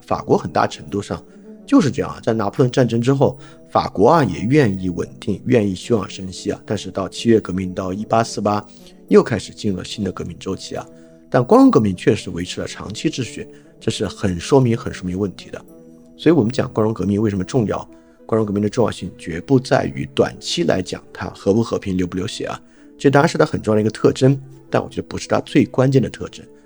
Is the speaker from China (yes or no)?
yes; China; 由于我们本身是中国人